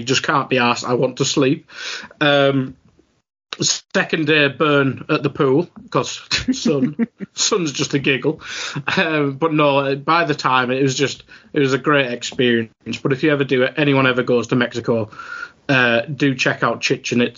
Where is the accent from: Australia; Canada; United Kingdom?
United Kingdom; England; I suppose I'm from England